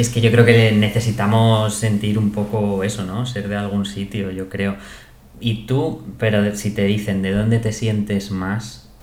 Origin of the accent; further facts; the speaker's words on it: Spain; no es que sea de soy español y tal y cual, pero es verdad que me cuesta más em, salir fuera en plan de, pues a vivir un tiempo, ¿no?